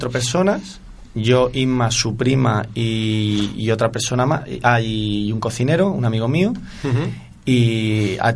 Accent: Barcelona, Catalonia, Spain; moved away as an adult; also born or lived in Granada; now in Seville, Spain; yo soy de Barcelona.

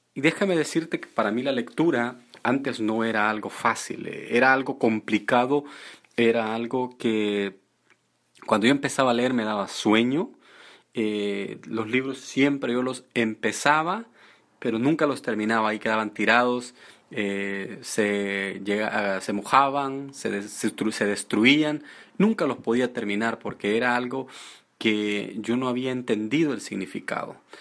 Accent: El Salvador; moved away; yo estaba en mi país y fui elegido para trabajar, yo trabajaba con el gobierno y fui elegido para estar en una de las mejores áreas

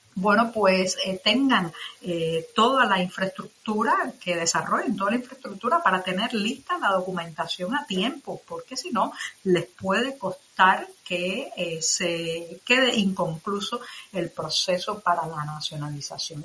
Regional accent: Cuba; cubana, periodista, ciudadana

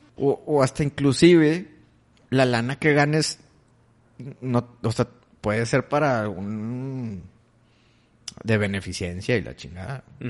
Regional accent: Mexico; soy mexicano

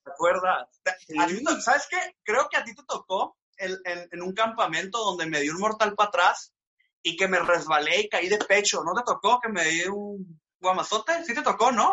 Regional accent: Hermosillo, Sonora, Mexico; also born or lived in Mexico City; nací en la Ciudad de México, pero no conozco Ciudad de México, soy literalmente desde bebé estoy acá en Hermosillo

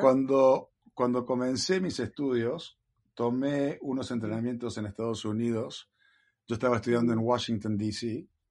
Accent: Villa María, Córdoba, Argentina; now in California, United States; nací en Argentina, en Villa María, Córdoba

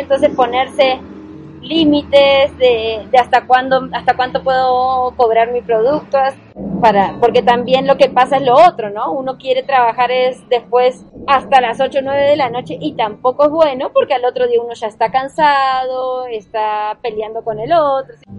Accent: Villa Gesell, Buenos Aires Province, Argentina; moved away as an adult; also born or lived in Colombia; now in Chía, Colombia; Yo soy de Argentina, de, Villa Gesell, Buenos Aires. De la costa argentina fría

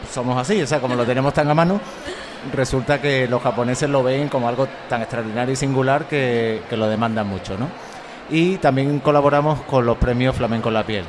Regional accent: Andalusia, Spain; somos andaluces todo el estudio

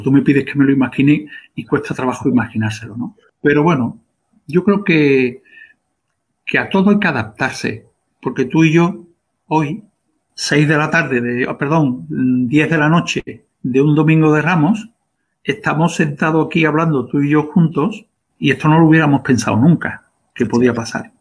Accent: Seville, Andalusia, Spain; en la calle Correduría, donde yo nací

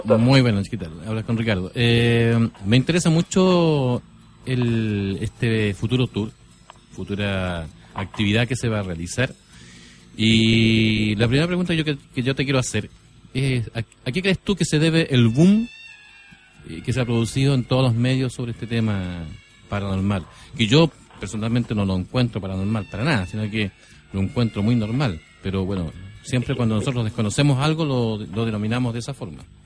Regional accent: San Antonio, Valparaíso, Chile; yo soy de San Antonio eh, oriundo de la zona de San Antonio

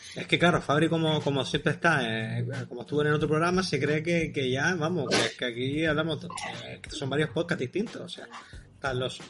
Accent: Las Palmas de Gran Canaria, Canary Islands, Spain; Yo soy de las Palmas de Gran Canaria

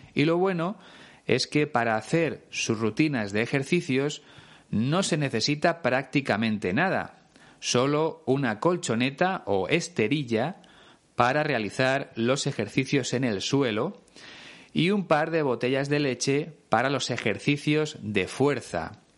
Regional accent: Spain; Es una expresión que se usa mucho en mi país

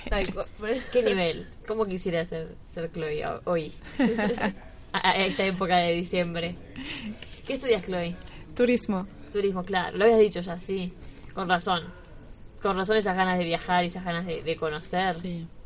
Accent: Argentina; ¿Y tenías una, una imagen creada de cómo somos los argentinos o venías sin saber absolutamente

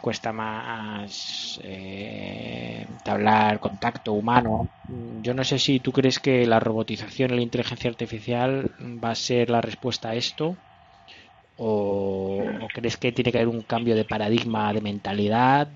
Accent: Spain; los españoles fuimos a evangelizar

